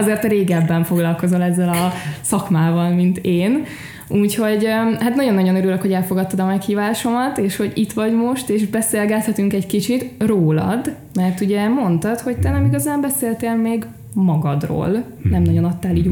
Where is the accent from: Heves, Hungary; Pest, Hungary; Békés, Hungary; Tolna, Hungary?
Pest, Hungary; Szentendre; Szentendrei vagyok